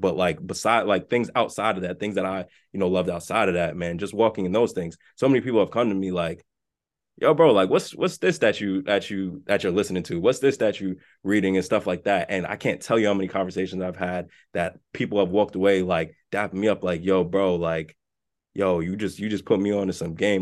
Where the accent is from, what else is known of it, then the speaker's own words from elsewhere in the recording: New York City, New York, United States; I'm from the South Bronx